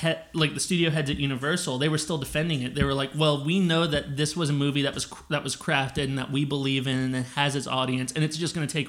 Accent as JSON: {"language": "English", "country": "United States", "said": "That's as an American."}